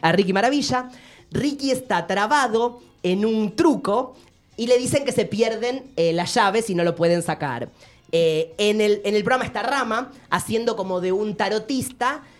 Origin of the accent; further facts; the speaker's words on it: Avellaneda, Buenos Aires Province, Argentina; somos de Avellaneda los dos